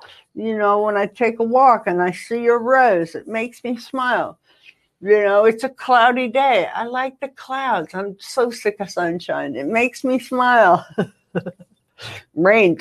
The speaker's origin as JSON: {"language": "English", "region": "Ohio", "country": "United States", "moved": "yes", "lives_now": "California, United States", "said": "I come from Ohio originally, 17 degrees below"}